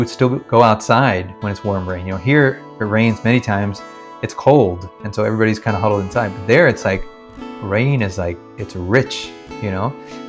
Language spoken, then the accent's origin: English; Kerala, India; also born or lived in Washington, D.C., United States; So, yes, I was born in Washington, D.C. And then within a year or two, I think, we moved back to India, actually. So my first memories are from Kerala, in the village